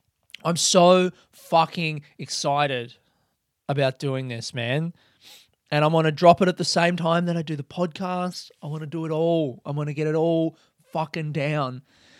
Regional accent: Adelaide, South Australia, Australia; we could go back to the house I grew up in Adelaide and take a picture of me in front of that.

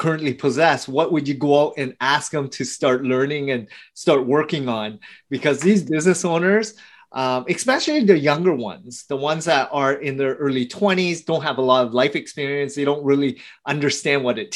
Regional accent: Canada; now in Toronto, Canada; I'm Canadian

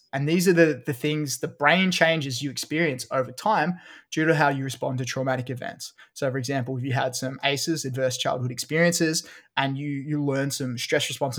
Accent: Australia; I don't think I have an English accent. I'm Australian.

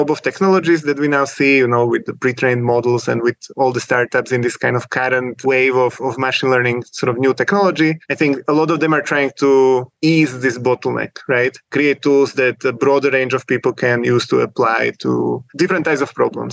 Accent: Slovakia; moved away as an adult; now in Switzerland; I'm originally from Slovakia, typical Eastern European technical background, you know, coding competitions since high school.

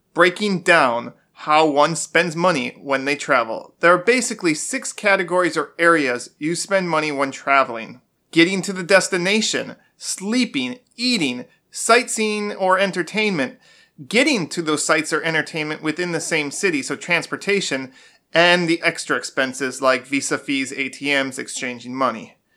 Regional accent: Wisconsin, United States; moved away; also born or lived in Florida; I'm from Wisconsin, I've also lived in Florida

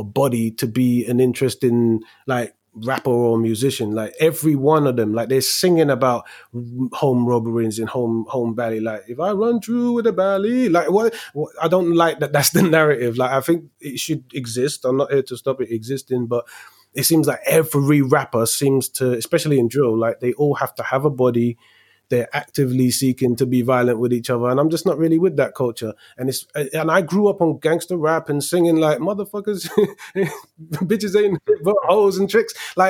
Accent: London, United Kingdom; moved away as an adult; Growing up in Tottenham

